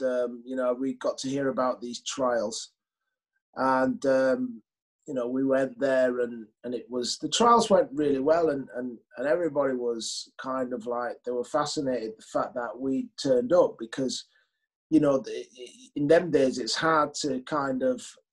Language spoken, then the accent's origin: English; Leeds, Yorkshire and the Humber, United Kingdom; I grew up in Chapel Town. My parents came from the West Indies, and I had a fantastic childhood there.